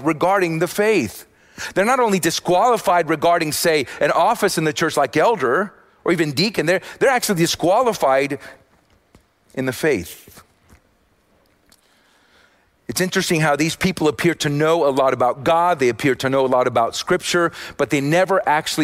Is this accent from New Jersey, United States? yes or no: no; Austin, Texas, United States; I'm from Austin